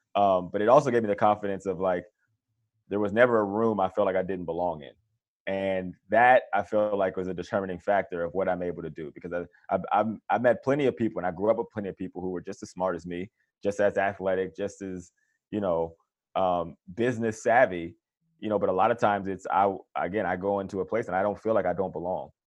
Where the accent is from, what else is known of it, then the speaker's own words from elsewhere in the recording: Johnstown, Pennsylvania, United States; grew up in Pennsylvania, Johnstown, Pennsylvania, which is about sixty miles outside of Pittsburgh